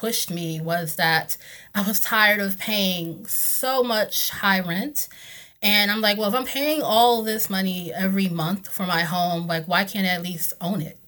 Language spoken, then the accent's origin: English; North Carolina, United States; moved away as an adult; now in Washington, DC, United States; I grew up in North Carolina. I came here about 16 years ago now